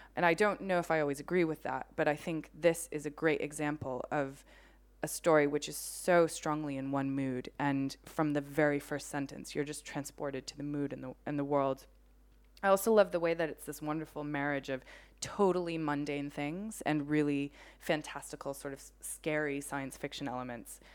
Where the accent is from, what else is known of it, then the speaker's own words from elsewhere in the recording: United States; as somebody growing up in America